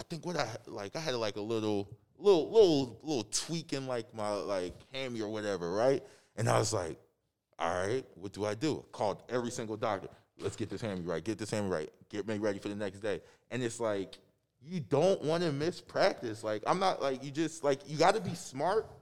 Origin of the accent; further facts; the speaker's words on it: Upper Darby, Pennsylvania, United States; growing up in Upper Darby